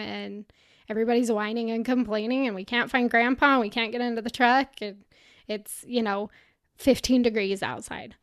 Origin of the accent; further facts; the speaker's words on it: Utah, United States; I'm from Utah, so Bryce Canyon's not that far from where I grew up